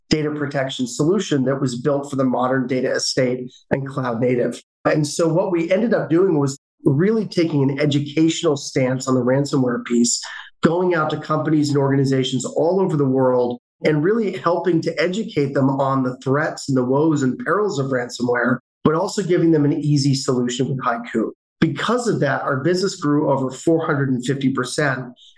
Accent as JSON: {"language": "English", "region": "London", "country": "United Kingdom", "tie": "born there", "moved": "yes", "said": "I was born in London, England. My family moved over here due to my father's position at Wang Labs, if you remember Wang back in the day."}